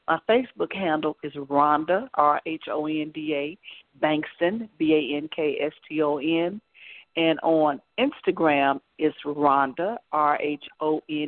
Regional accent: Pine Bluff, Arkansas, United States; now in Los Angeles, United States; I'm from Pine Bluff, Arkansas, been in the Los Angeles area 20 years

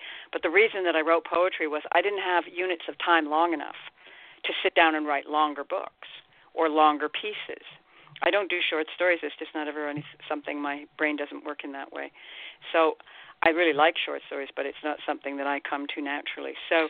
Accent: Ireland; every now and again, I'm Irish, I'm a writer, every now and again I drink way too much.

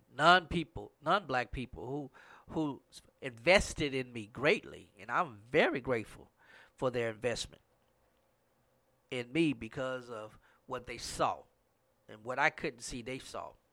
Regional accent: Grambling area, Louisiana, United States; in my hometown, it was Grambling State University

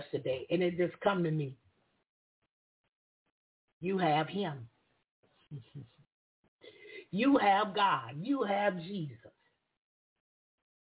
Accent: the South, United States; I'm from the South

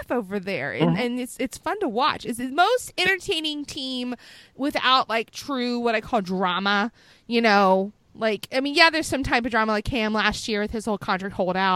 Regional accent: hometown of Tyrod Taylor, Bruce Smith and Kam Chancellor, Virginia, United States; Tyrod Taylor, who's from my hometown

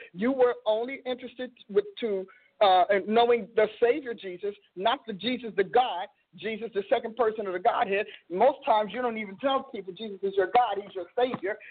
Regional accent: Newark, New Jersey, United States; now in Oklahoma, United States; I'm from Newark, New Jersey

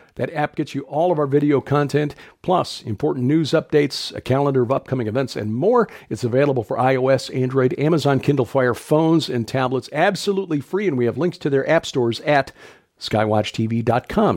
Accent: Illinois, United States; moved away; My home state.

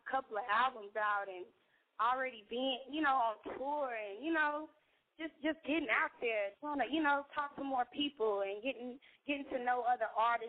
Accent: Austin, Texas, United States; I'm from Austin.

